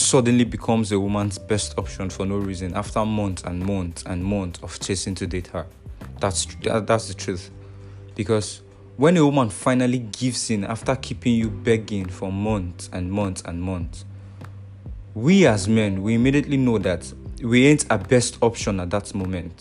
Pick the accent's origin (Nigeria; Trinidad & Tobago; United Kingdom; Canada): Nigeria; I'm from Nigeria.